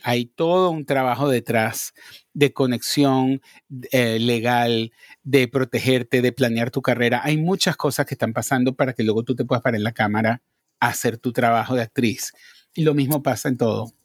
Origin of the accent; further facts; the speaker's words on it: Venezuela; moved away as an adult; also born or lived in Madrid, Spain; now in New York, United States; yo nací en Madrid. Lo que pasa es que mi familia se fue a vivir a Venezuela cuando yo tenía cuatro años.